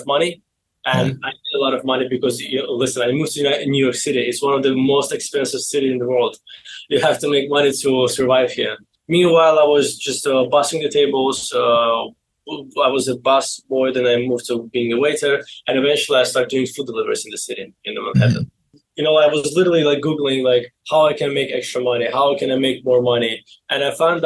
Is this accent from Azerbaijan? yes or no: yes; Baku, Azerbaijan; English is a second language; moved away as an adult; now in United States; I was born in Baku, Azerbaijan